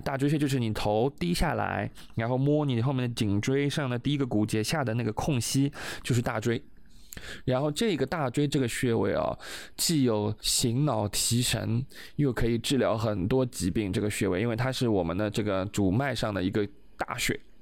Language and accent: Chinese; China; 我们中国人